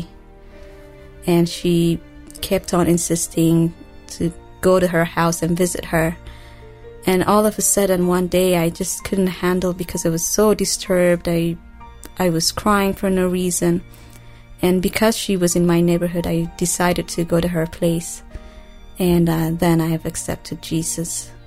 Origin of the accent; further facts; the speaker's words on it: Ethiopia; also born or lived in Eritrea; now in Kampala, Uganda; I grew up in Ethiopia